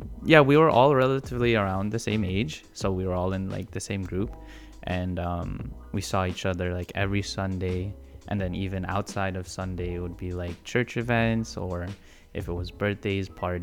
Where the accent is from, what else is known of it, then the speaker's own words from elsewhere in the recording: Toronto, Ontario, Canada; I'm 24 years old. I'm Filipino. I was born here in Toronto, Canada.